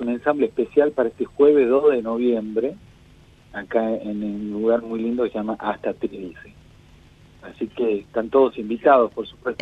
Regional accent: Tucumán, Argentina; moved away as an adult; now in Buenos Aires, Argentina; yo vengo de Tucumán y la mitad de mi vida estuve en Tucumán haciéndome, formándome como músico desde muy chico y a los veintipico ya me vine para acá a Buenos Aires

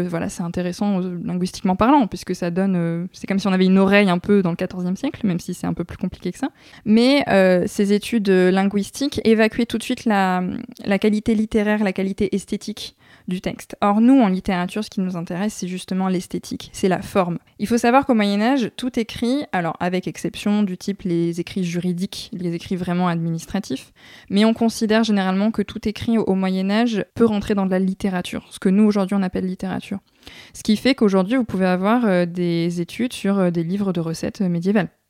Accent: France; je suis française

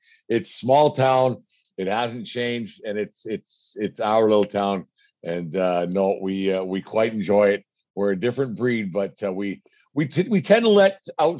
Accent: Fort Macleod, Alberta, Canada; Small Town is that's our little town, and where, you know, that town's been 3,000 people since I was born, 3,000 people since my mother was born, and 3,000 people today. We're quite proud of that little place that we call home

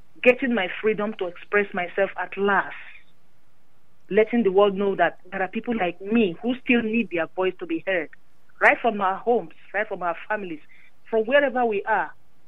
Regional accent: Nigeria; moved away; growing up in Nigeria

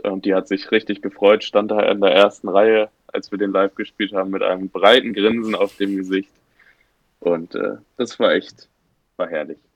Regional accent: Bad Schwartau, Schleswig-Holstein, Germany; wir äh, vier Dösbaddel aus Bad Schwartau

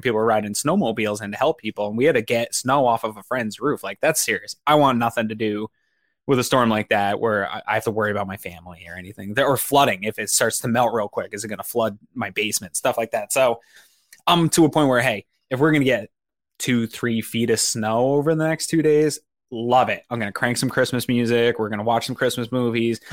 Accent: Northeast, United States; I grew up in the Northeast

